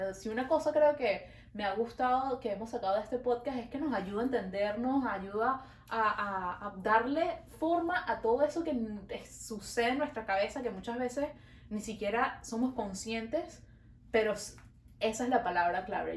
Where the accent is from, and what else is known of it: Venezuela; now in Montreal, Canada